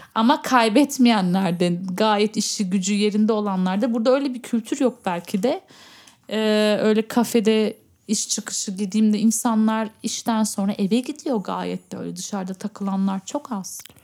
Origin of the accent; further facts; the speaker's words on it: Berlin, Germany; burada doğdum, büyüdüm